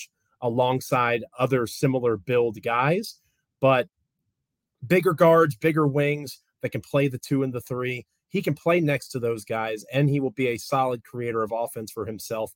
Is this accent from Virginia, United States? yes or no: yes; Manassas, Virginia, United States; moved away as an adult; now in Richmond, United States; I was born in Manassas, Virginia, up there in Prince William County, and lived there a majority of my life. I'm in Richmond now